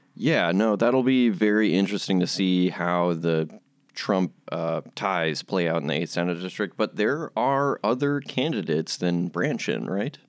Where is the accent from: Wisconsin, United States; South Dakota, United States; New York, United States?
Wisconsin, United States; Shorewood; I'm actually from Shorewood, which borders Whitefish Bay to the south